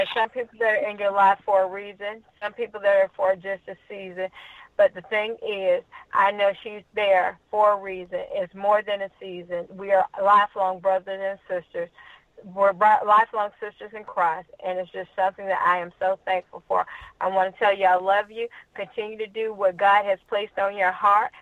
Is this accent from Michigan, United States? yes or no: no; Troy, Alabama, United States; I'm from Troy, Alabama